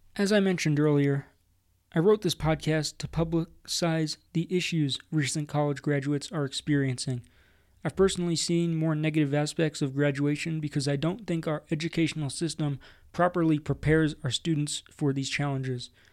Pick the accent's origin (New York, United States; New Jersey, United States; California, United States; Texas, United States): New Jersey, United States; now in Colorado, United States; Growing up in New Jersey at sea level and going to the shore when I was younger